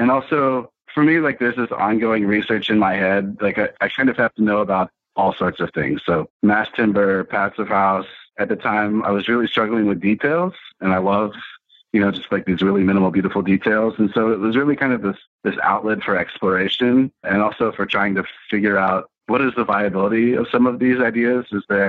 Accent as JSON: {"language": "English", "country": "Germany", "tie": "born or raised there", "also_born_or_lived": "Belgium", "said": "So I grew up in Germany and Belgium. My dad was in the Air Force."}